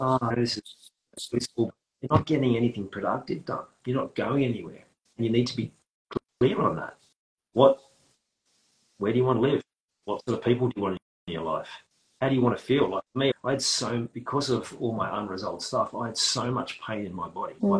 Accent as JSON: {"language": "English", "country": "Australia", "accent": "Australian", "said": "I'm using Australian slang"}